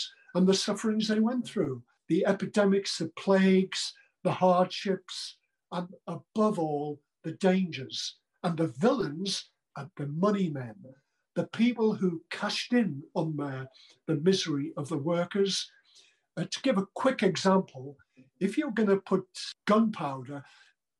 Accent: Sunderland, North East England, United Kingdom; I came from a terribly poor background in Sunderland

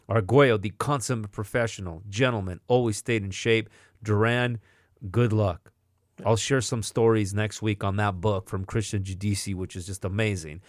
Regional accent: Atwater, California, United States; moved away; I grew up in Atwater

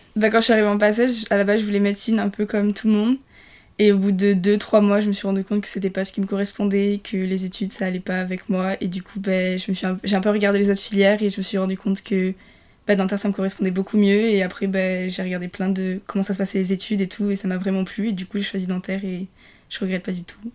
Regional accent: Nice, Provence-Alpes-Côte d'Azur, France; moved away as an adult; je viens de loin, je viens de Nice, donc j'ai déménagé

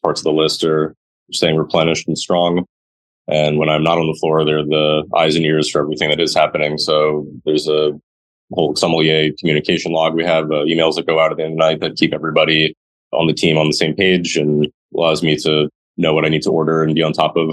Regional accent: New York City, New York, United States; I grew up on the Upper West Side in a native New Yorker

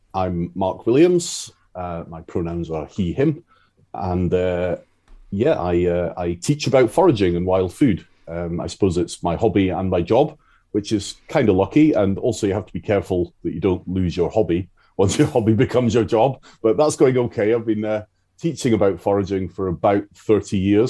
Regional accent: Isle of Arran, Scotland, United Kingdom; I grew up on the Isle of Arran

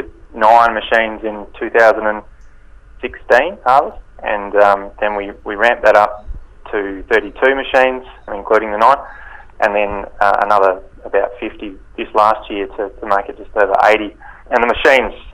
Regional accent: Kangaroo Island, South Australia, Australia; also born or lived in Adelaide; I'm from Kangaroo Island. I grew up here on a grain farm

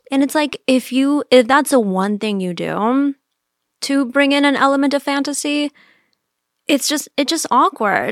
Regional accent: Miami, Florida, United States; moved away; I grew up in Miami

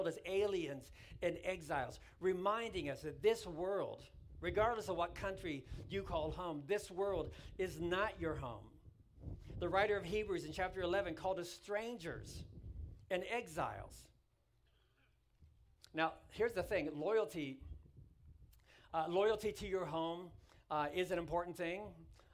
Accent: United States; I'm from America

